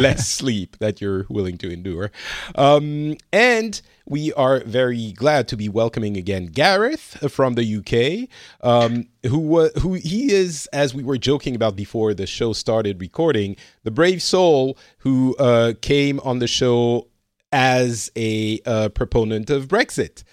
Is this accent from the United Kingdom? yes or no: no; France; now in Finland; I'm From France, originally, I, uh, currently am residing in Finland